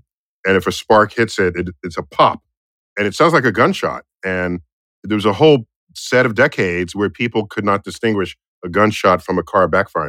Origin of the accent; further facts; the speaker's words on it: New York City, New York, United States; as a New Yorker, these sirens are just normally acoustic wallpaper